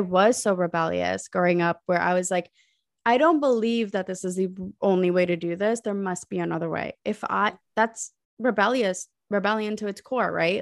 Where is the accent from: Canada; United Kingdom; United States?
United States; was born and raised in America, but my parents are from Pakistan